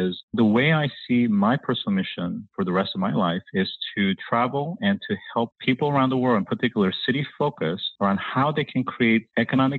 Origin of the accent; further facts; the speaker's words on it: South Korea; moved away; I grew up in South Korea during the 1970s